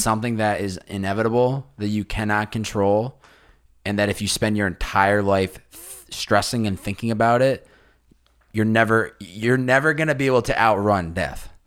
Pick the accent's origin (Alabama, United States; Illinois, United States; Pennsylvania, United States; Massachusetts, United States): Massachusetts, United States; I grew up in Massachusetts